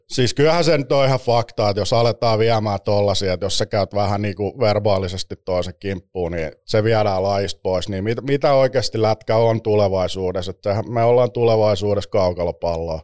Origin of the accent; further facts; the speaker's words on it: Espoo, Uusimaa, Finland; Espoossa viettänyt nuoruusvuodet